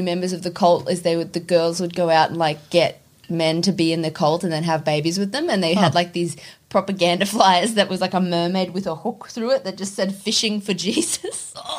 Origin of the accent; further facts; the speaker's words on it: Queensland, Australia; For the most part, I grew up in Queensland.